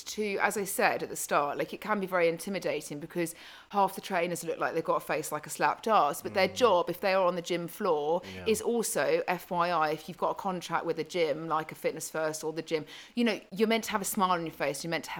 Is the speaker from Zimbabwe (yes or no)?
yes; Zimbabwe; I'm from Zimbabwe.